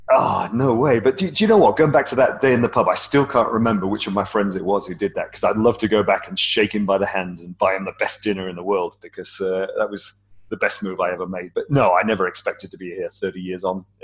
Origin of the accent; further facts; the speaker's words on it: United Kingdom; moved away as an adult; also born or lived in United States; now in Hong Kong; I'm British, as you can tell from my uh